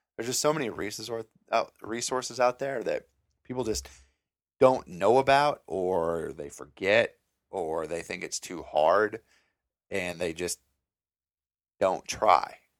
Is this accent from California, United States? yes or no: no; Mankato, Minnesota, United States; moved away as an adult; now in Northwest Florida, United States; I'm from Minnesota, s, town called Mankato. It's about hour and fifteen, hour and twenty minutes south of Minneapolis. Uh, I grew up there all my life.